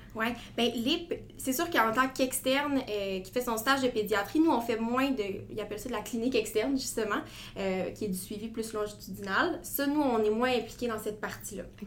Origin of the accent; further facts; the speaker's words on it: Gatineau, Quebec, Canada; moved away as an adult; now in Quebec City, Canada; je viens de Gatineau. Je vivais à Gatineau avant. ma famille est encore là présentement